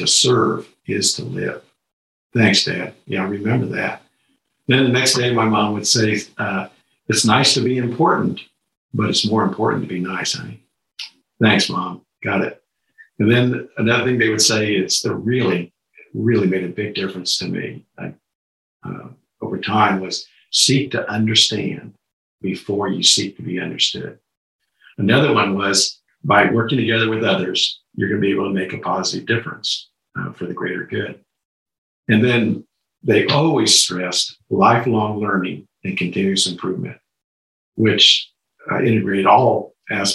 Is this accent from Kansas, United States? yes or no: yes; Lawrence, Kansas, United States; I grew up in Lawrence, Kansas, where the University of Kansas was.